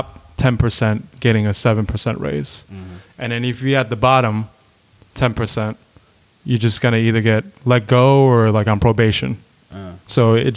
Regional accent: Rochester, New York, United States; born and raised in Rochester

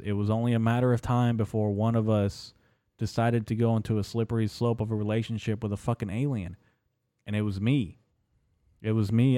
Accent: United States; I'm actually first generation American, first born son uh, to an immigrant family

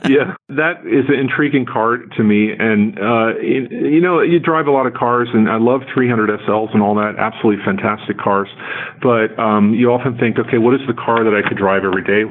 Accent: New Jersey, United States; we grew up in New Jersey

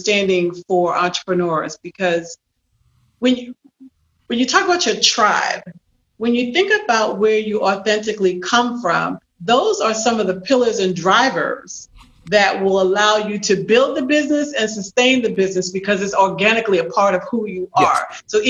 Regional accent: New York, United States; moved away; I'm a Brooklyn-born girl, West Indian and American roots.

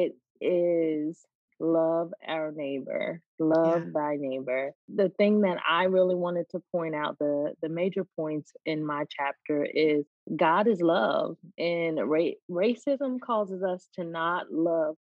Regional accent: the North, United States; moved away as an adult; now in the South, United States; I grew up in the North

